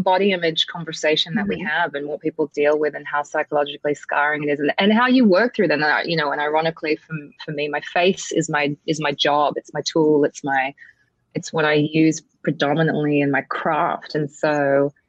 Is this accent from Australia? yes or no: yes; Australia; moved away as an adult; now in United States; I grew up in Australia